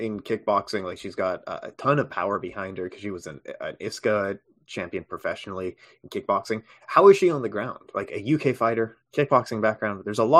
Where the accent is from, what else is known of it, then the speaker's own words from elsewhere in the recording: Canada; As a Canadian